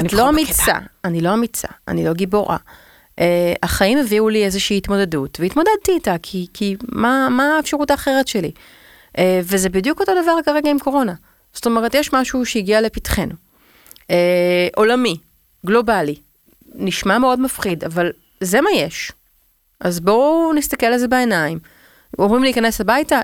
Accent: Tel Aviv, Tel Aviv District, Israel; אני תל אביבית

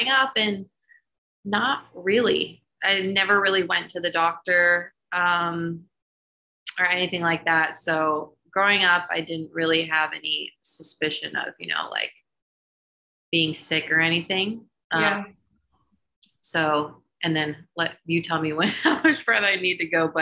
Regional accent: Middleburg Heights, Ohio, United States; born or raised there; moved away as an adult; now in Charlotte, United States

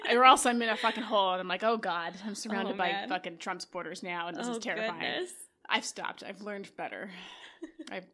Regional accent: Canada; I'm Canadian.

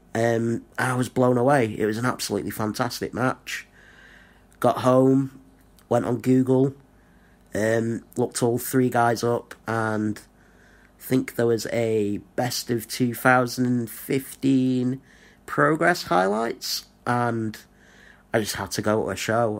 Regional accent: Blackpool, North West England, United Kingdom; moved away as an adult; now in Rotherham, United Kingdom; I was born in Blackpool, which is in the northwest of England. Didn't really fit in at school. Went to college

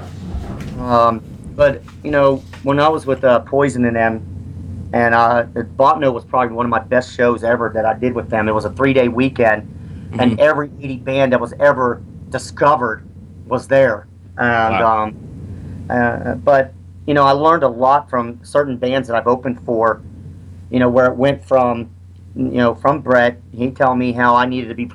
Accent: Greene County, Pennsylvania, United States; also born or lived in Nashville; now in West Virginia, United States; That's where I'm from

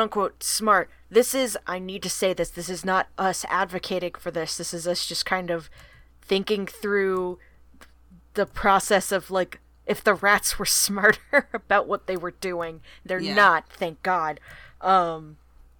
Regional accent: the South, United States; I'm from the South

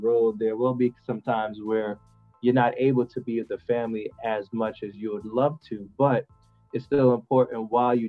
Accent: Montego Bay, Saint James, Jamaica; now in United States; I'm originally from Jamaica, but I migrated to the U.S., like you said, for a betterment of education

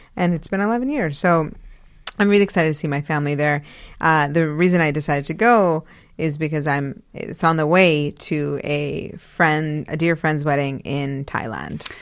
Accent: Karachi, Sindh, Pakistan; now in Cambridge, United States; my homeland. I was born in Karachi.

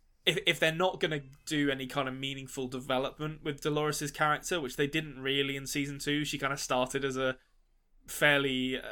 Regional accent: London, United Kingdom; moved away; as a Londoner.

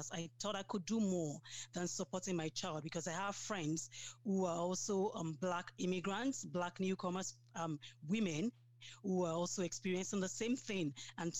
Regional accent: Nigeria; moved away as an adult; now in Sudbury, Canada; I'm from Nigeria. I came to Canada 5 years ago.

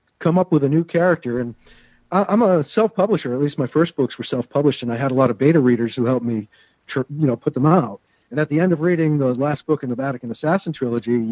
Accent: United States; it's nice being American

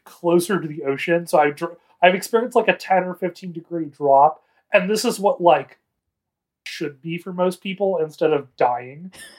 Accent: California, United States; I'm sorry, as a Californian, snowing means it's not particularly cold is, like...

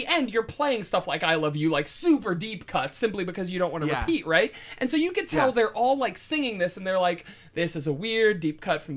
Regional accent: Youngstown, Ohio, United States; Evan and I are both from Youngstown, Ohio, Northeast Ohio, and yins is very much, I think, the same as use there

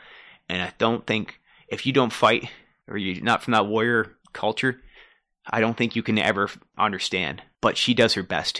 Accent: Durham Region, Ontario, Canada; also born or lived in Newmarket, Ontario / Oshawa, Ontario; I grew up in Durham region.

